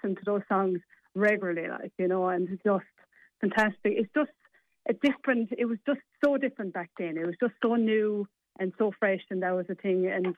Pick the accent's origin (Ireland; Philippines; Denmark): Ireland; Tipperary, Munster; I'm from Tipperary originally.